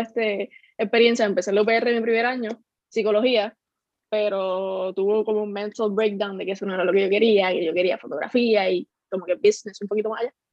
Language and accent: Spanish; Lajas, Puerto Rico; soy de Laja, tengo 21 años